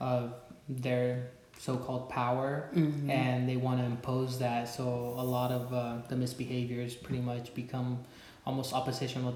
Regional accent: Riverside, California, United States; moved away as an adult; now in Santa Maria, United States; I grew up in Riverside, California, Southern California

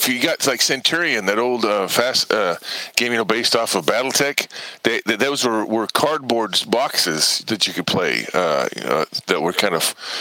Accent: United States; I grew up in America's game stores

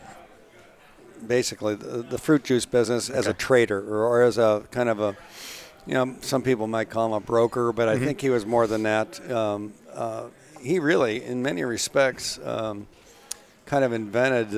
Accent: Cleveland, Ohio, United States; I grew up in Cleveland.

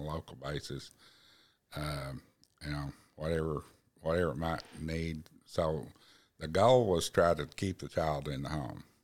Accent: Black Oak, Arkansas, United States; I grew up in Blackhawk, Arkansas

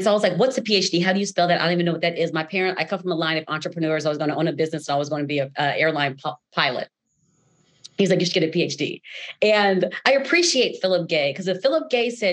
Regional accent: Los Angeles, California, United States; born or raised there

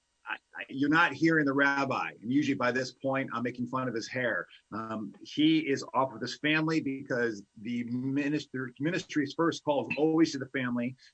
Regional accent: Chicago, Illinois, United States; I'm from Chicago

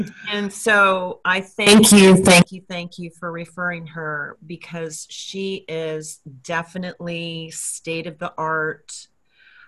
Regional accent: Los Angeles, California, United States; we're both from Los Angeles

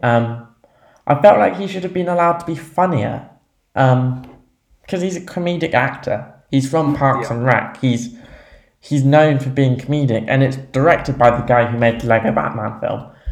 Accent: England, United Kingdom; being English

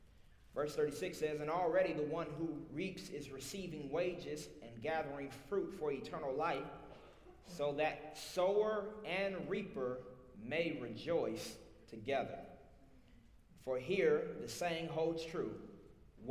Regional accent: Little Rock, Arkansas, United States; accent: Southern; I'm from Little Rock, Arkansas, born and raised. I got a little South in my mouth

